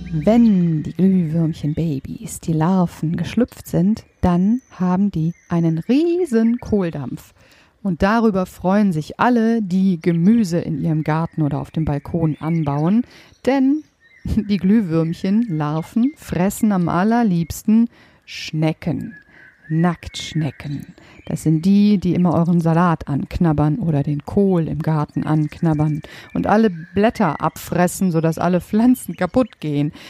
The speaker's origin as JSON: {"language": "German", "country": "Germany", "said": "bei uns in Deutschland"}